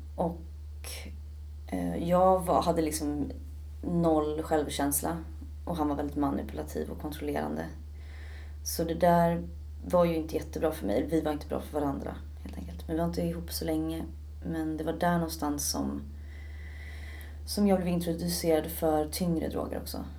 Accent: Stockholm, Stockholm County, Sweden; also born or lived in Södermalm / Ekerö; Jag är född och uppvuxen i Stockholm

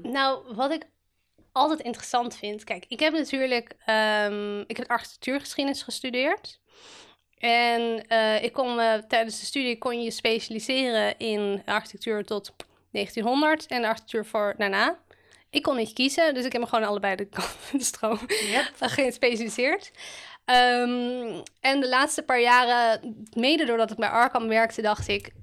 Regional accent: Amsterdam, North Holland, Netherlands; Ik ben een eh, geboren en getogen Amsterdammer. Ik heb nog nooit buiten eh, deze stad ja, gewoond.

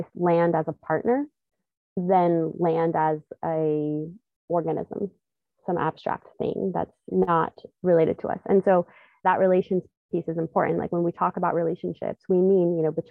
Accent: Fort Hall, Idaho, United States; I am from the Shoshone Bannock Nation of Fort Hall, Idaho, and I'm also Paiute

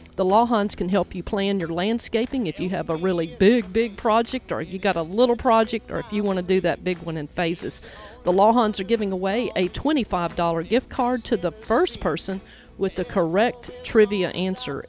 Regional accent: Jackson, United States; now in Memphis, United States; I grew up in Jackson

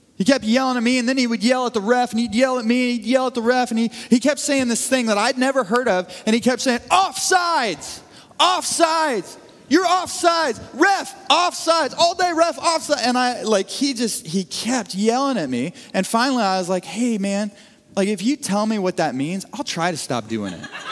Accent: Northeast Missouri, United States; growing up in Northeast Missouri

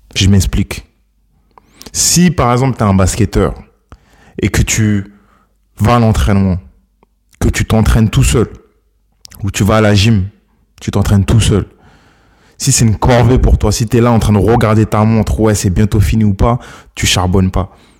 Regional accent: Ghana; mon pays d'origine, le Ghana

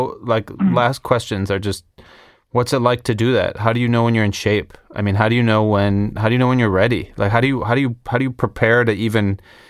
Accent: Chicago, Illinois, United States; I come from Chicago, where, you know, improv comedy is king

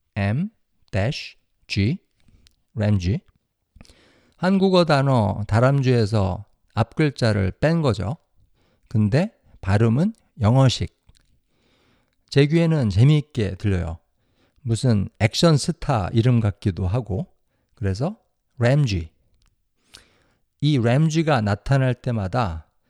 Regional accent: South Korea; now in United States; 저랑 제 와이프는 100% 한국 사람이에요.

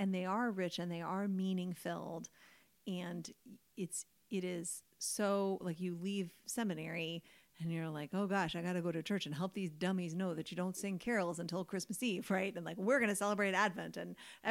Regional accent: United States; we are American.

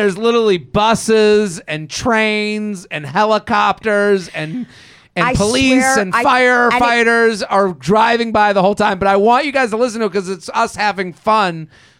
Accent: Massachusetts, United States; So I grew up outside of Boston.

